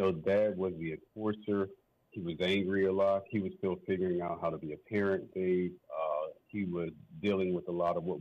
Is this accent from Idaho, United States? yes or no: no; St. Louis, Missouri, United States; also born or lived in East Coast; I grew up in the Midwest. Spent some time out on the East Coast as well, but I spent most of my time in the St. Louis, Missouri area